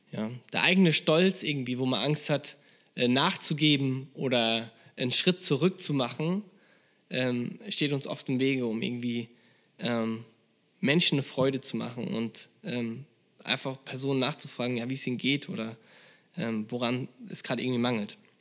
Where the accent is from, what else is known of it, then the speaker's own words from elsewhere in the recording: Germany; als Deutscher